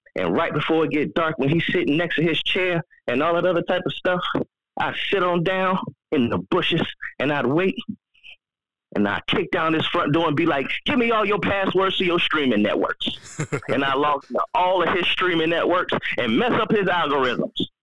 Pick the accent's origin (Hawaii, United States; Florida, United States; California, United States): Florida, United States; I'm from Florida